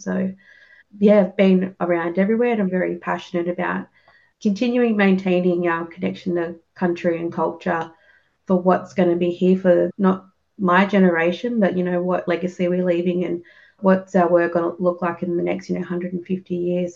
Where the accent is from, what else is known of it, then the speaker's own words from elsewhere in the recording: Griffith, New South Wales, Australia; I grew up in Griffith and around like surrounding areas